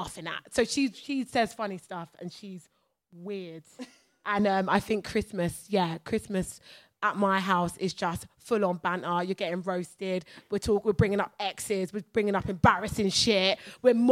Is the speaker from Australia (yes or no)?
no; United Kingdom; I'm British